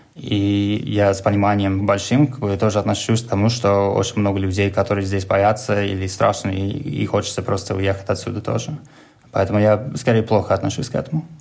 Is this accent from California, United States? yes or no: no; New York, United States; Russian is a second language; moved away as an adult; now in Moscow, Russia; я сам из Нью-Йорка